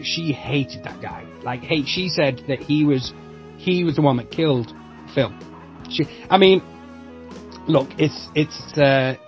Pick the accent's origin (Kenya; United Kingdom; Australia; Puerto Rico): United Kingdom; Manchester, North West England; moved away as an adult; now in United States; I'm from Manchester